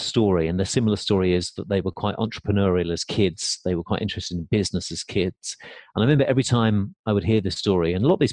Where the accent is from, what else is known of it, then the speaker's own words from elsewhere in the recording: England, United Kingdom; moved away as an adult; now in United States; growing up in England